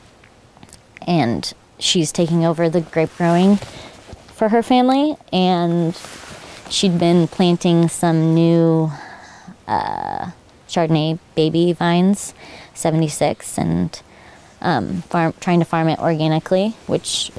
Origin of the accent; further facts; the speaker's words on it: San Diego, California, United States; moved away as an adult; now in Oregon, United States; I'm from San Diego. So I grew up through multiple firestorms